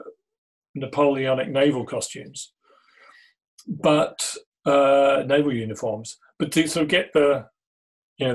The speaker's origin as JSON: {"language": "English", "country": "Australia", "tie": "born or raised there", "said": "Growing up in Australia"}